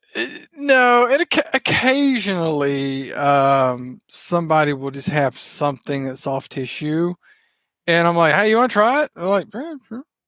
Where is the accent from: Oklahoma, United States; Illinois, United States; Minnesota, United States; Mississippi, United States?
Mississippi, United States; accent: Southern; now in Texas, United States; you probably tell by how I talk, I am from the South, originally from Mississippi, live in Texas now